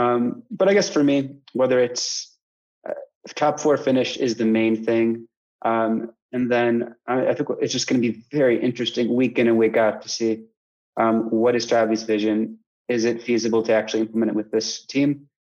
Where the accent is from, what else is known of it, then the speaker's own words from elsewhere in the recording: United States; as an American